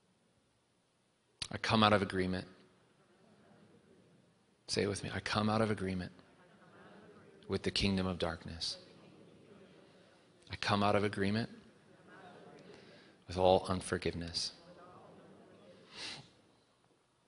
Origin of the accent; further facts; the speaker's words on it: North Carolina, United States; we are in the South, and I grew up in North Carolina. I was born here